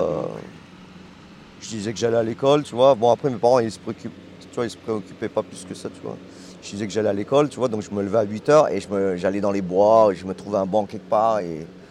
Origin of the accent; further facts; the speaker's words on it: Lyon suburbs, Auvergne-Rhône-Alpes, France; moved away as an adult; now in Hong Kong; là où j'ai grandi, c'est la banlieue